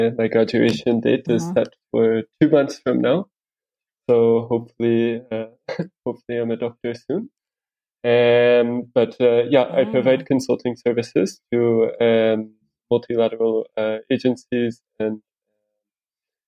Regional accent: United States; moved away as an adult; also born or lived in Spain / Rwanda / Netherlands / Kenya; now in Nairobi, Kenya; I'm from the United States. I lived there until I was about 22.

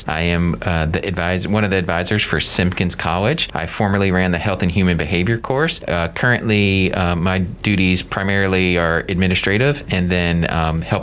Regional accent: the South, United States; as a kid growing up in the South, do not get to see a lot of psychiatrists in action.

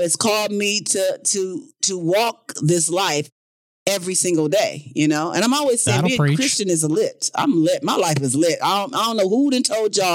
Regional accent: South Bend, Indiana, United States; moved away; I'm from Indiana, guys. All my family lives in Indiana.

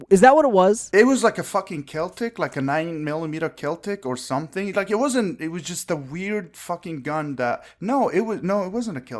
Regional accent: Nevada, United States

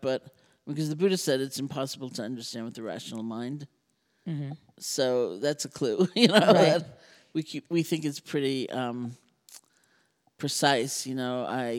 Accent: New York, United States; I'm a New Yorker. You know?

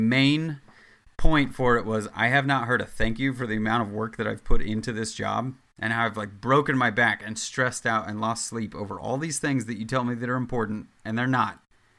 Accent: Midwest, United States; now in New York, United States; I come from the Midwest where you say hello to people and you're not a dickhead on a regular basis.

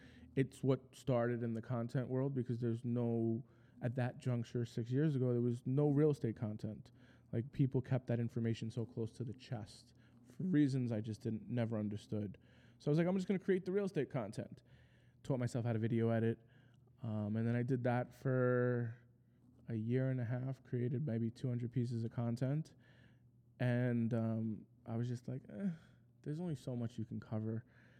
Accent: New York City, New York, United States; accent: New Yorker; also born or lived in Costa Rica; my parents still live in the same house I grew up in Rego Park

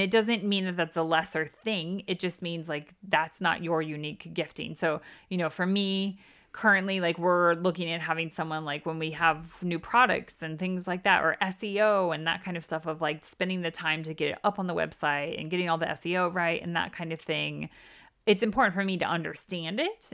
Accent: United States; moved away as an adult; now in United Kingdom; we are from the States and we live in the U K

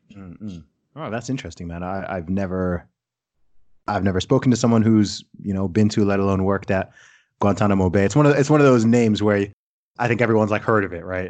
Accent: Saudi Arabia; moved away; I grew up in Saudi Arabia

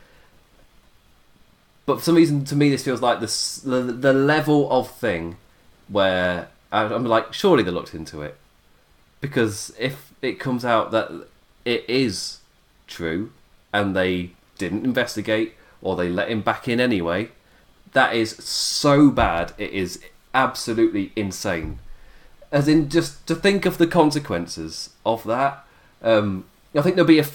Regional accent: England, United Kingdom; I'm English

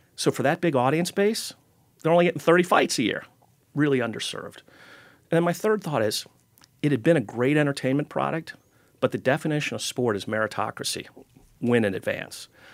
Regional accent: Cincinnati, Ohio, United States; I grew up in Cincinnati, and my first job was at Kings Island Amusement Park

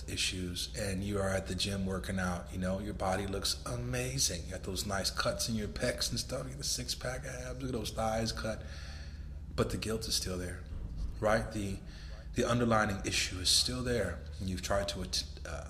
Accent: Los Angeles, California, United States; moved away as an adult; now in Miami Beach, United States; I'm living in Miami Beach, Florida now, and I'm from Los Angeles

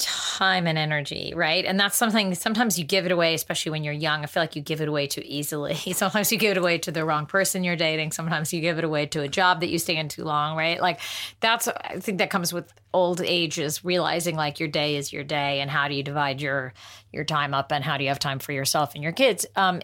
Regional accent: California, United States; We grew up in the Valley and my parents were getting divorced and my mom would drop me and my sister off at the Fox Pepper Tree and out in Northridge.

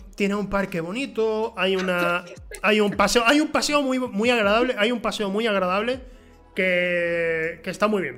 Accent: Huelva, Andalusia, Spain; also born or lived in San Juan del Puerto; yo crecí en Huelva, pero eh, en mi adolescencia fui a San Juan del Puerto, un pueblo que está a 10 kilómetros de Huelva

